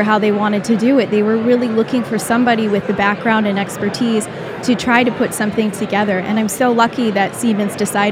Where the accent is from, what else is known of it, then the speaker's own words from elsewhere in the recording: Michigan, United States; moved away as an adult; also born or lived in Boston, Massachusetts; I was born and raised in Michigan, went to university in Michigan